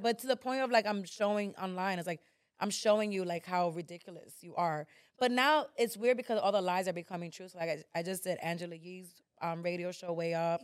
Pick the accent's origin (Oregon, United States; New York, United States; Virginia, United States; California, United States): New York, United States; I was born in New York